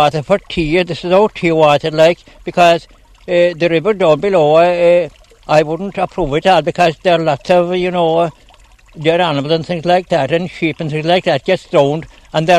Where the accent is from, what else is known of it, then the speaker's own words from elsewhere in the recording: the Glen, near Tralee, Munster, Ireland; I never travelled outside the Glen